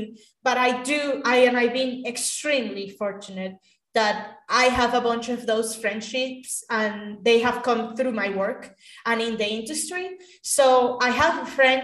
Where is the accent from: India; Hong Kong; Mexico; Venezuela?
Venezuela; Caracas, Capital District; moved away; I grew up in Caracas, Venezuela, which is the capital of the country.